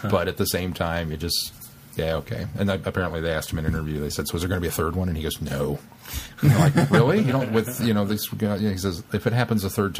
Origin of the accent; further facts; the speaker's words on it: Kansas, United States; Coming from Kansas